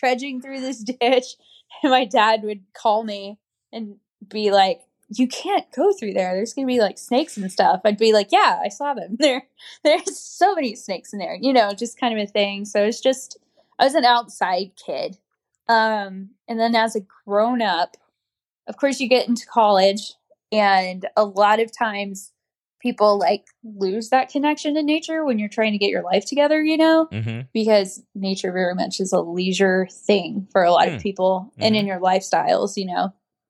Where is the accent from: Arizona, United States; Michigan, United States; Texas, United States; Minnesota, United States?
Texas, United States; Fort Hood; So I was actually born in Texas. I was born on Fort Hood.